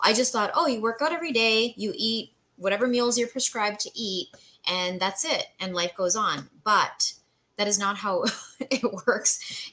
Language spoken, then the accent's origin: English; Canada; moved away as an adult; now in United States; So I'm Canadian, mm-hmm. born and raised. I moved to the US in 2012